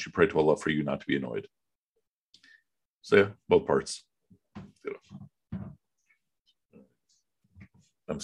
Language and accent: English; Pakistan; I was born in Pakistan, and my late grandfather, was part of the Pakistan movement